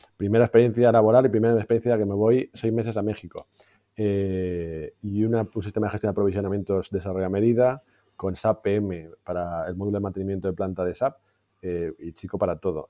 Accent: Madrid, Community of Madrid, Spain; also born or lived in Valencia / London / Barcelona; nací en Valencia, pero básicamente me crié en Madrid.

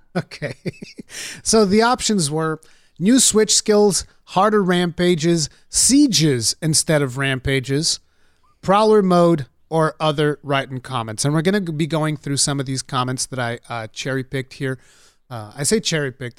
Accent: Portugal; English is a second language; I'm the Portuguese one

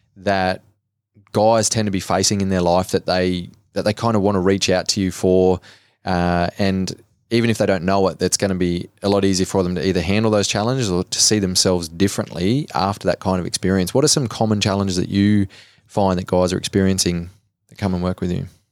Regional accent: Cobar, New South Wales, Australia; I grew up in Cobar in Western New South Wales

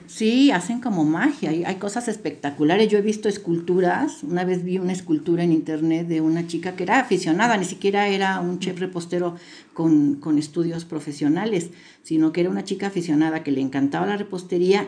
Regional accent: Guadalajara, Jalisco, Mexico; moved away as an adult; now in Puebla, Mexico; Yo este, me crié en la ciudad de Guadalajara, pero tengo ya 32 años viviendo en Puebla

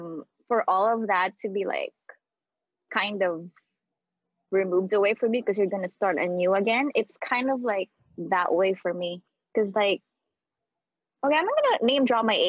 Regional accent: Philippines; moved away as an adult; now in United States; So, like, I was born in the Philippines, obviously. I was born in a province. I pretty much like grew up in the Philippines. I did my schooling there. I finished my college there. I even started like a job for like almost 2 years there.

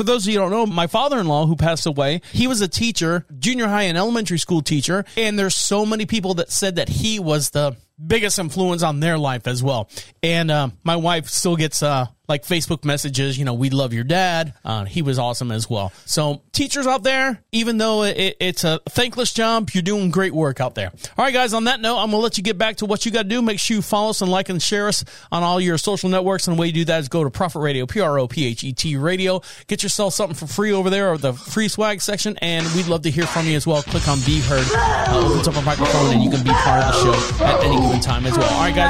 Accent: Orlando, Florida, United States; Now, I was born and raised in Orlando, Florida. I've said that many times. The house that I grew up in was walking distance to elementary school, junior high, and high school.

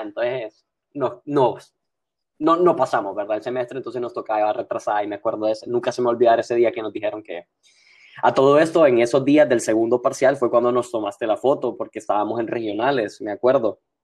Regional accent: San Pedro Sula, Cortés, Honduras; born or raised there

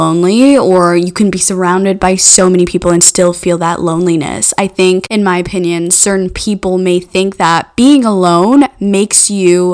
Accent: Mauritius; I'm from Mauritius Island

